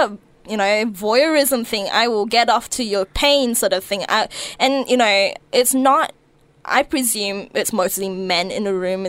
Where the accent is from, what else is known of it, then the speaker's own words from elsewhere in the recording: Malaysia; also born or lived in New Zealand; Look, I grew up in Malaysia a bit. I grew up in New Zealand a bit.